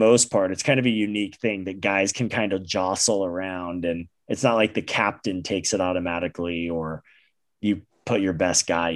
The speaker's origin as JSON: {"language": "English", "country": "United States", "said": "we as American fans"}